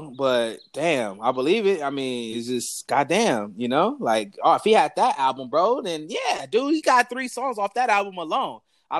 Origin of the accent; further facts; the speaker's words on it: Compton, California, United States; I'm in LA right now. I grew up in Compton.